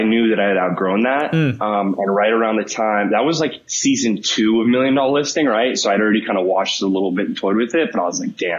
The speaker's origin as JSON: {"language": "English", "town": "Dana Point", "region": "California", "country": "United States", "tie": "born or raised there", "moved": "as an adult", "lives_now": "New York City, United States", "said": "So born and raised in Orange County, California, a small town by the name of Dana Point. Lived there for about 19 years and grew up in a pretty competitive sports environment, right?"}